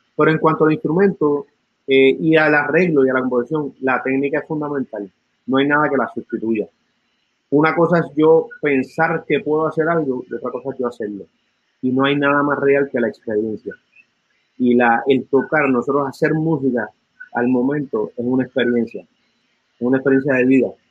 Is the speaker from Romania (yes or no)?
no; San Juan, Puerto Rico; also born or lived in Santurce; Nacido en Santurce, criado en Río Piedra